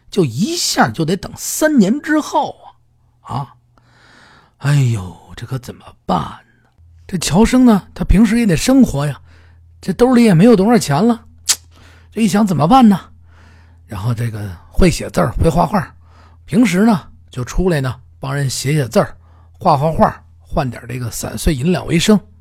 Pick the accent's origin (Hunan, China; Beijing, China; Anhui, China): Beijing, China; 南城是我的故乡，生我养我、长我的地方。这个南城呢，呃，从小等那儿长大